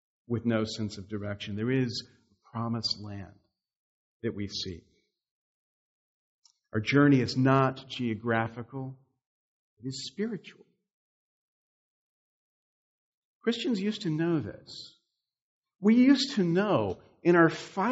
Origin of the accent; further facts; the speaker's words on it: the South, United States; moved away; I'm from the South, which is very different from here